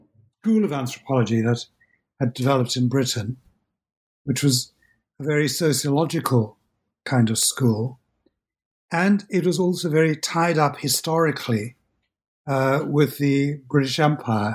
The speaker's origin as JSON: {"language": "English", "country": "South Africa", "tie": "born or raised there", "moved": "as an adult", "said": "I was brought up in South Africa and went to do my first degree in a South African university, University of Witwatersrand."}